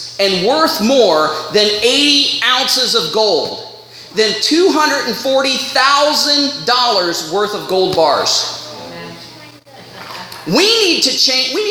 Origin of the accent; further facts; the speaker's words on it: United States; now in Canada; I'm from the States